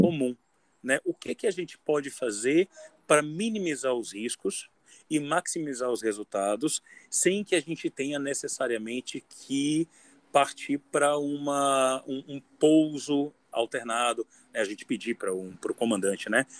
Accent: Salvador, Bahia, Brazil; eu sou de Salvador

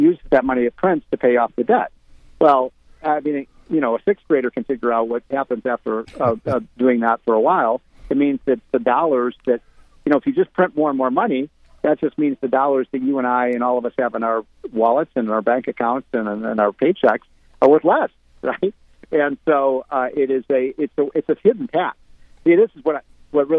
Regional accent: Illinois, United States; my home state of Illinois

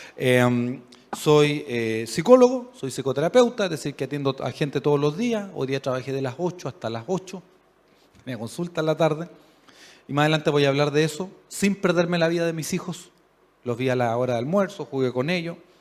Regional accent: Chile; A nosotros nos gusta pensar como buenos chilenos

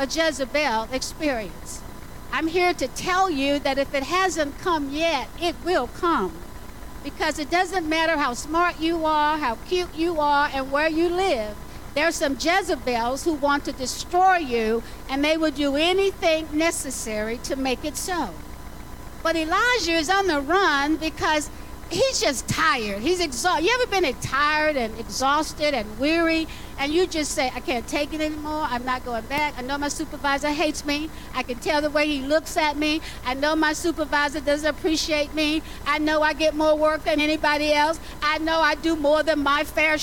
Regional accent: the South, United States; I grew up in the South

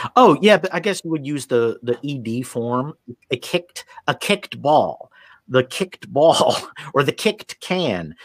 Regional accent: United States; moved away as an adult; I'm from the United States

